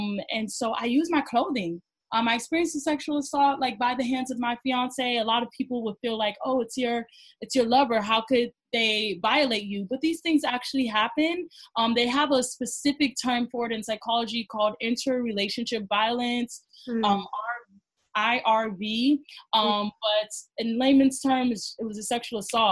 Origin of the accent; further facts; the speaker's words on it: Cleveland, Ohio, United States; moved away as an adult; now in New York, United States; I moved from Ohio. I'm from Cleveland, Ohio, a small city compared to New York